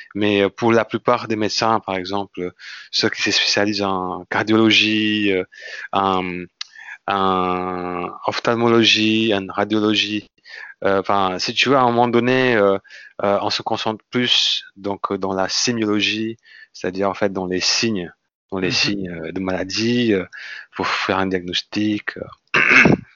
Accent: Indonesia; French is a second language; moved away as an adult; also born or lived in Lille, France; now in France; je suis euh, indonésien d'origine. Ouais. Donc, je suis né en Indonésie. Et à l'âge de 20 ans, je suis venu en France

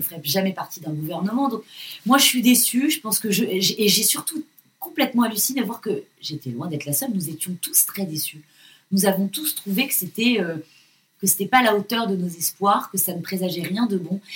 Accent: France

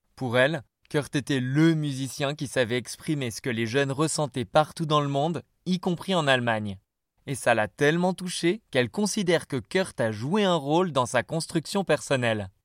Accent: France; je suis français

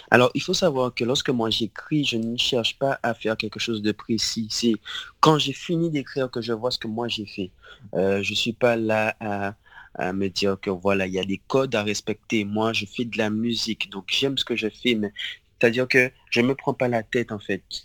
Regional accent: Le Gosier, Guadeloupe; Alors j'ai grandi en Guadeloupe. Euh, au Gosier. Et euh, ouais, j'ai toujours vécu au Gosier, moi, en Guadeloupe.

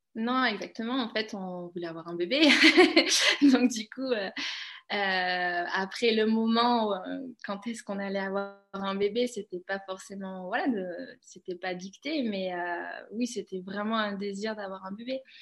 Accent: Cantal, Auvergne-Rhône-Alpes, France; moved away; also born or lived in Aveyron / Haute-Savoie; Je suis née dans le Cantal, hein, je suis pas née dans les Alpes

